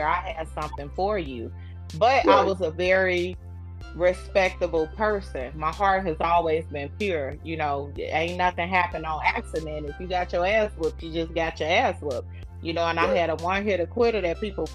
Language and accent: English; Miller Projects, Indiana, United States; also born or lived in Muncie, Indiana; I grew up in Miller Projects, and we stayed there till I was like 13